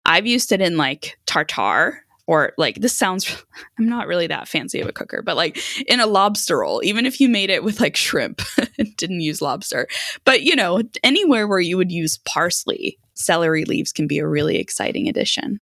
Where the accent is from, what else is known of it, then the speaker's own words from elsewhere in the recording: Sweden; moved away; I grew up in Sweden